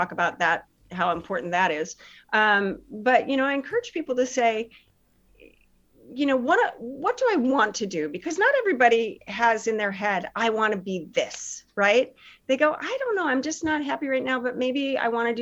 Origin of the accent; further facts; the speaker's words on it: Chicago, Illinois, United States; I grew up in Chicago area